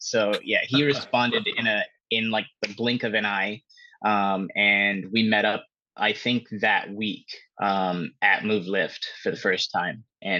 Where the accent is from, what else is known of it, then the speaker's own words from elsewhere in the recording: Pittsburg, California, United States; also born or lived in Antioch, California; I'm from the San Francisco Bay Area in California. I came to Miami with my partner, Mel.